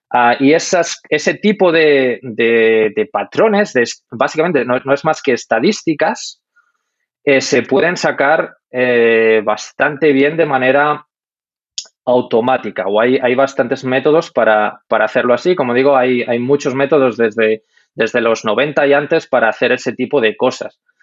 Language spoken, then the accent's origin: Spanish; Madrid, Community of Madrid, Spain; moved away as an adult; also born or lived in Denmark; now in Munich, Germany; yo soy de Madrid